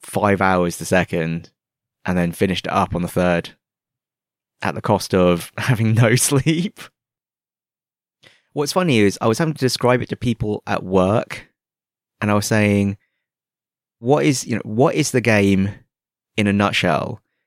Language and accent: English; United Kingdom; now in Hong Kong; I've had several people ask me if I'm from Sydney. And I'm like, no, I'm from the UK. And they're like, oh, you don't really sound like you're from the UK.